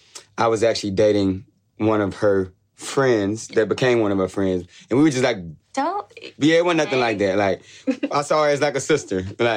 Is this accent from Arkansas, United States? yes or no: yes; Arkansas, United States; now in Nashville, United States; I'm from Arkansas, small town on the border of Arkansas and Louisiana.